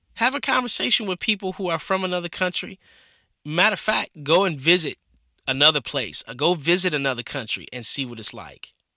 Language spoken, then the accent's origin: English; Michigan, United States; growing up in Michigan